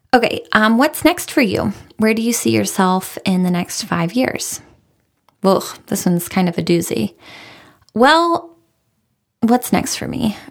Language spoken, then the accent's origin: English; Raleigh, North Carolina, United States; I am from Raleigh. I'm a Raleigh girl. My husband is a Raleigh guy. We're both born and raised here